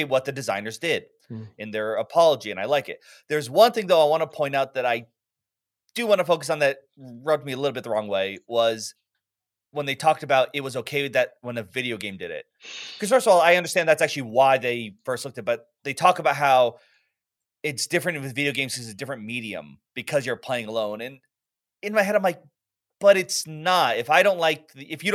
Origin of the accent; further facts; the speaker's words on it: United States; as an American